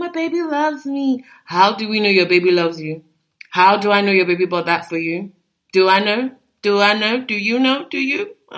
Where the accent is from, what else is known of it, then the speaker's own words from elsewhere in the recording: Nigeria; I'm a Nigerian girl